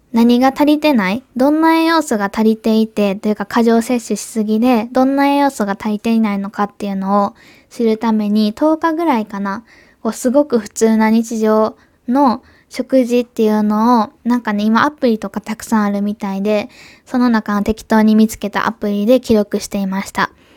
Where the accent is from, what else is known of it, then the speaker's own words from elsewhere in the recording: Kobe, Hyogo, Japan; accent: Kansai dialect; also born or lived in Osaka / Germany / Tokyo; 私、今東京じゃなくて神戸、地元に帰ってきているんですけ